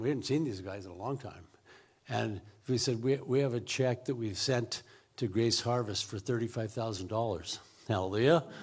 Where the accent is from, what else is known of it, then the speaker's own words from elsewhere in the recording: Richland, Washington, United States; moved away as an adult; now in Zimbabwe; I was born in Richland